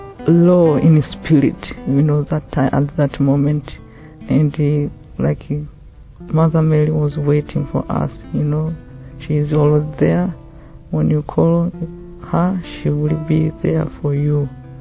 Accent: Tanzania; I'm from Tanzania

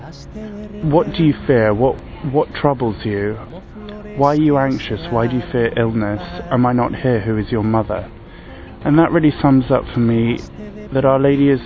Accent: London, United Kingdom; I'm from London and I'm 32

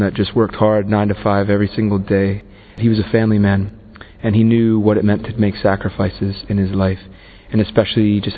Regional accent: Pittsburgh, Pennsylvania, United States; moved away as an adult; also born or lived in Canning Town, East London, England; now in London, United Kingdom; I'm originally from Pennsylvania in the United States, specifically Pittsburgh

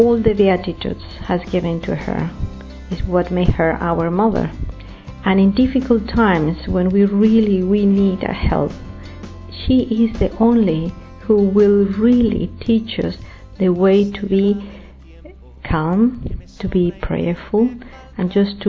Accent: Mexico City, Mexico; I am from Mexico City.

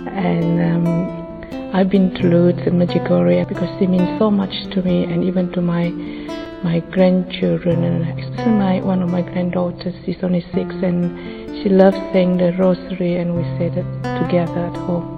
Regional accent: Malaysia; moved away; I come from Malaysia and have been living here for many years.

